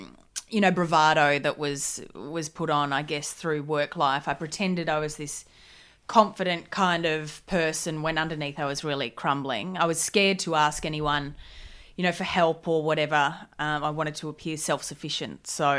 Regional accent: Gold Coast, Queensland, Australia; On the Gold Coast. Party town.

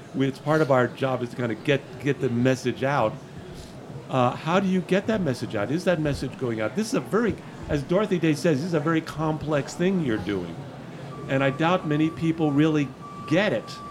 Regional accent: Miami, Florida, United States; I grew up in Miami during the uh, Cuban crisis

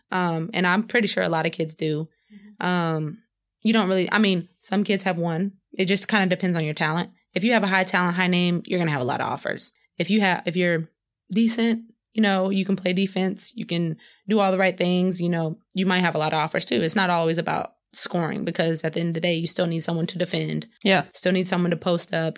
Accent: Madisonville, Texas, United States; moved away as an adult; also born or lived in Houston, Texas; now in Luleå, Sweden; in my hometown, Madisonville.

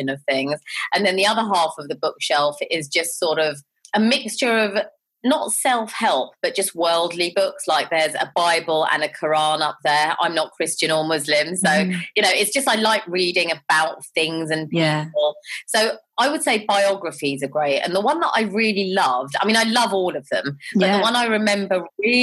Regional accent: London, United Kingdom; I grew up in Southall and Harlesden

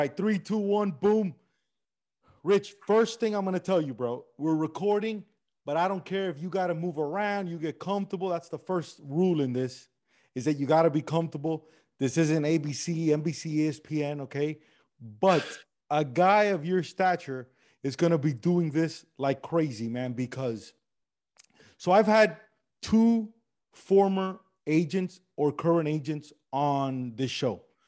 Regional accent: Miami, Florida, United States; accent: Miami Cuban; My accent is this weird regional Miami Cuban accent that I got going on

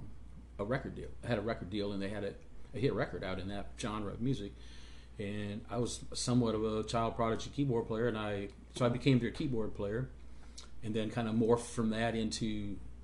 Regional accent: Michigan, United States; moved away; also born or lived in Nashville; I grew up in Michigan

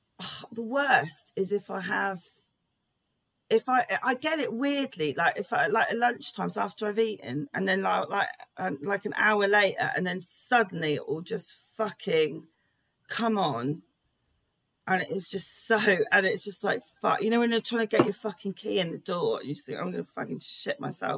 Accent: England, United Kingdom; I just really fucking love it. I wonder if that's being British.

